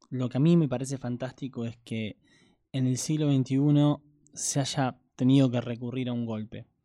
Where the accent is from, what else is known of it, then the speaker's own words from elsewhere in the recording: Argentina; como argentino poco empapado con la realidad del día a día chileno